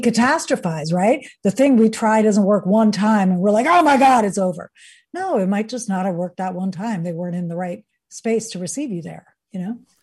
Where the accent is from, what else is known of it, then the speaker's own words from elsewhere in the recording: New York, United States; also born or lived in Venezuela / Sweden; So I grew up in the United States, in New York, and, uh, went to Venezuela, where my father's side of the family is from, and Sweden, where my mother's side of the, where my mother is from